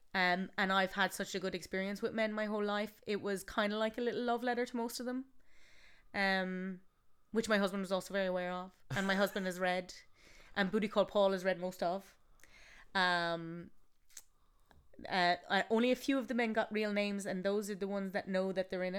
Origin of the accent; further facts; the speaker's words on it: Galway, Connacht, Ireland; I'm from Galway